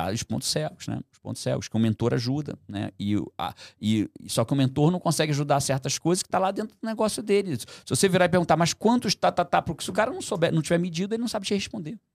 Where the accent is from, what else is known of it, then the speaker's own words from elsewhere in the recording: Brazil; Nasci no Brasil, vou continuar fazendo em português